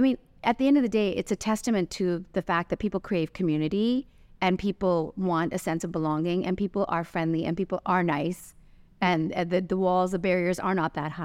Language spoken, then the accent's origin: English; Canada; also born or lived in London, United Kingdom / Los Angeles, United States / Santa Monica, California, United States; now in Dubai, United Arab Emirates; I was born in London and I was raised in Canada